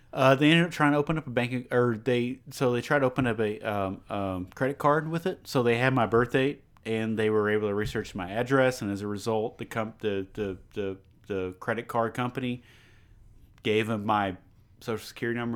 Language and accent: English; Beaumont, Texas, United States; I love where I live. I love where I'm from